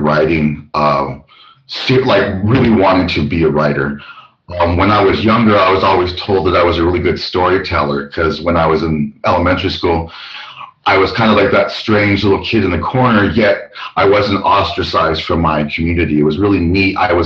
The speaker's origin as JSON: {"language": "English", "town": "Albuquerque", "region": "New Mexico", "country": "United States", "tie": "born or raised there", "said": "but I'm from Albuquerque, New Mexico. The time I was raised in Albuquerque between the 80s and 90s"}